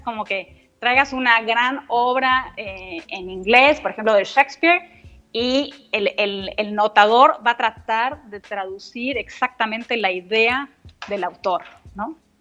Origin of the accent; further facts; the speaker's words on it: Argentina; moved away; somos argentinos, solo nosotros dos